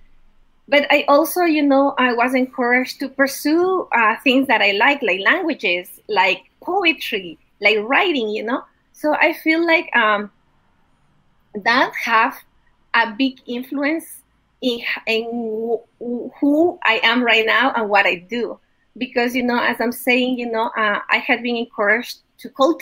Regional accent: Quito, Pichincha, Ecuador; English is a second language; moved away as an adult; now in Eugene, United States; I was born in Quito, Ecuador

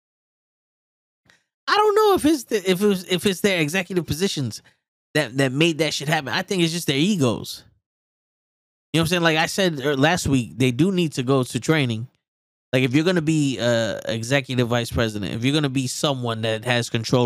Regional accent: New York City, New York, United States; I'm Puerto Rican from the Bronx

